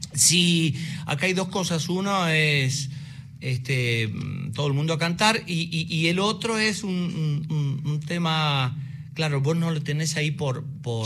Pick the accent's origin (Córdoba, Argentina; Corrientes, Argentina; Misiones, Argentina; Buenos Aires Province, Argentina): Corrientes, Argentina; Curuzú Cuatiá; yo vengo de Curuzucatea, de una, de una ciudad